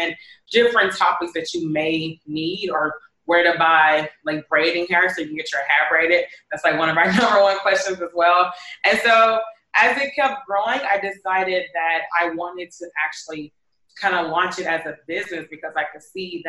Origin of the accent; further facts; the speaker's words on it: Houston, Texas, United States; moved away as an adult; now in Bangkok, Thailand; I'm originally from Houston